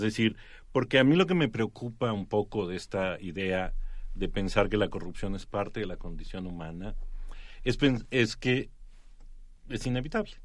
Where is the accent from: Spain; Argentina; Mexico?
Mexico; cómo éramos los mexicanos